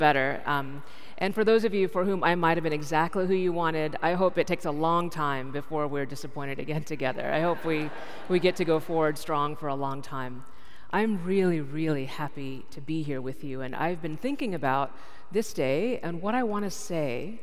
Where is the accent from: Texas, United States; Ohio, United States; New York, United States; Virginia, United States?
Texas, United States; Dallas; I grew up in Dallas, Texas